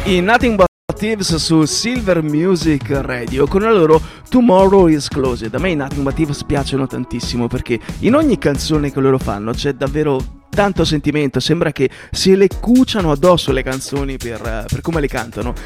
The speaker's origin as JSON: {"language": "Italian", "region": "Southern Italy", "country": "Italy", "said": "da buon terrone quale io sono"}